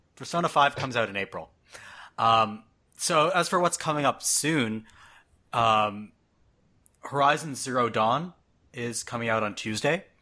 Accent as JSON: {"language": "English", "country": "Canada", "moved": "yes", "lives_now": "United States", "said": "I'm Canadian living in the States."}